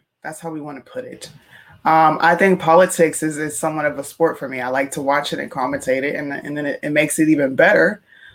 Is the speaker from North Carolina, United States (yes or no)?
yes; Charlotte, North Carolina, United States; moved away as an adult; also born or lived in Pennsylvania; now in Okinawa, Japan; I was born in Pennsylvania, but I moved to Charlotte. I spent most of my life there. So I'm a Southern girl